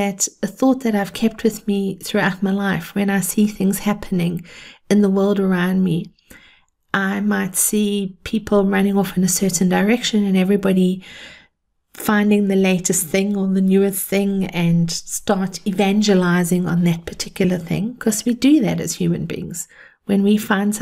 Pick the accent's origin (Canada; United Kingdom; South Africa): South Africa; I grew up in South Africa